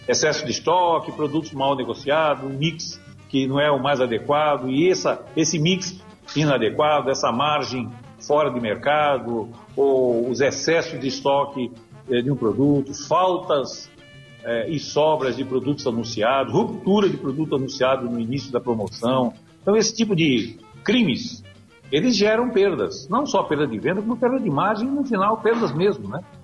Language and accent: Portuguese; Santos, São Paulo, Brazil; Meu pai tinha um pequeno comércio lá em Santos, minha cidade natal